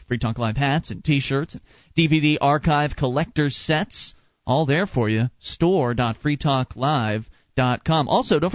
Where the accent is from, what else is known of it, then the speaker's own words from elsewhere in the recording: Florida, United States; moved away as an adult; Mark and I were both born and raised in Florida, and we only just left this year